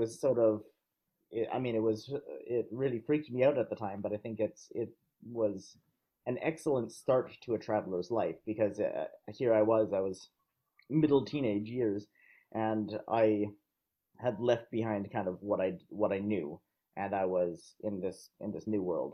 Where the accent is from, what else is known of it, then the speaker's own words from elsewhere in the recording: Canada; now in Vienna, Austria; I'm originally from Canada, but I live and work in Austria.